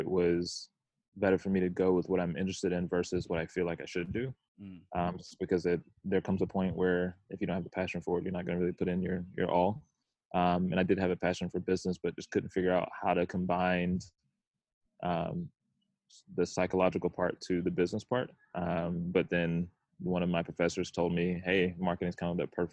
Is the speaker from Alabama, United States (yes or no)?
yes; Tuscaloosa, Alabama, United States; moved away as an adult; also born or lived in Michigan; now in Atlanta, United States; Originally from Tuscaloosa, Alabama. So Roll Tide, of course. Grew up there